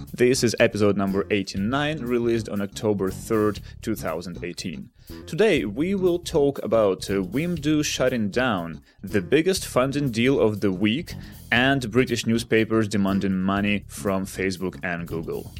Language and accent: English; Kharkiv, Kharkiv Oblast, Ukraine; now in Amsterdam, Netherlands; I'm in my hometown of Kharkiv